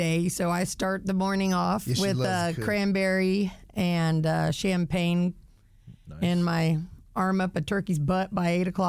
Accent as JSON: {"language": "English", "region": "California", "country": "United States", "tie": "born or raised there", "also_born_or_lived": "Northridge, California / Pensacola, Florida", "accent": "California", "moved": "yes", "said": "I was born in California into Pensacola, so my accent"}